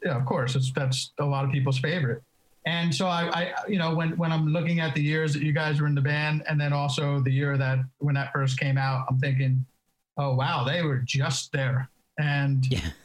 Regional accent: East Coast, United States; now in California, United States; I grew up on the East Coast

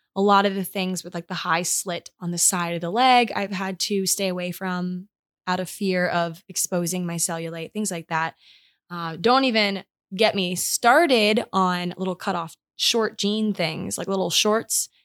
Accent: Maryland, United States; moved away; my hometown in Maryland

